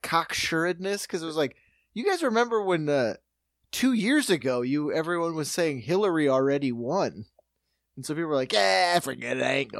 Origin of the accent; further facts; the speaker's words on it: Buffalo, New York, United States; Yeah, I'm from Buffalo.